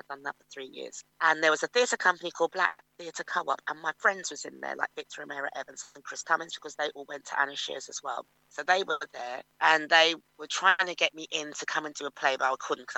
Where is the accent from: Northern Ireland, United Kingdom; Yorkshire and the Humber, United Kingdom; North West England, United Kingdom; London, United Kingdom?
London, United Kingdom; I grew up in Finchley Park